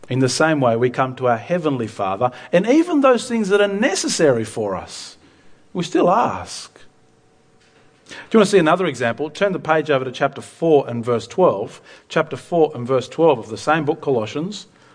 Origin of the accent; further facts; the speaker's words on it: Argentina; Myself as a missionary kid, I grew up in Argentina.